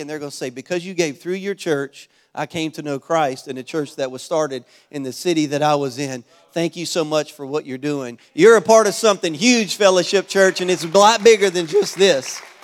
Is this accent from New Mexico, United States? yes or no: no; Louisiana, United States; now in Florida, United States; I'm originally from Louisiana